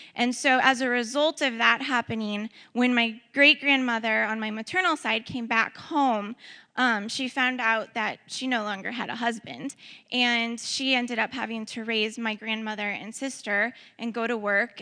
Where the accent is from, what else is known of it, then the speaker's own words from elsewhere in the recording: Ferguson, Missouri, United States; also born or lived in St. Louis; I was uh, born in St. Louis, I was raised in Ferguson